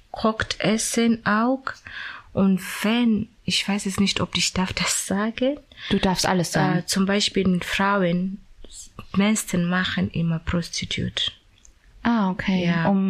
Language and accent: German; Kenya; German is a second language; now in Germany; Ja, aus Kenia.